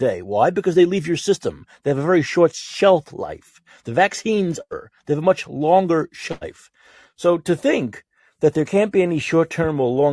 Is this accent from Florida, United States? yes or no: no; New York, United States; I'm a New Yorker